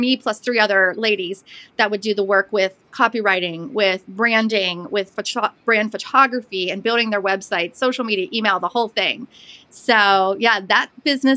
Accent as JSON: {"language": "English", "town": "Pittsburgh", "region": "Pennsylvania", "country": "United States", "also_born_or_lived": "Blue Ridge Mountains, Western North Carolina", "moved": "yes", "lives_now": "Western North Carolina, United States", "said": "I'm originally from the Pittsburgh area, but live in the Blue Ridge Mountains of Western North Carolina."}